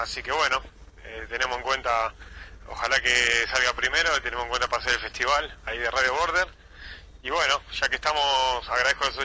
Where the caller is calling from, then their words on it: San Isidro, Buenos Aires Province, Argentina; Eh, San Isidro.